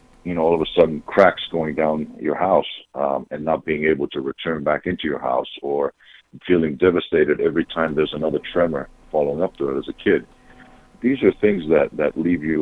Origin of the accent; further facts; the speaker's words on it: Patras, Western Greece, Greece; moved away as an adult; also born or lived in Australia; now in United States; I come from my hometown is a big port town on the west coast of Greece named Patras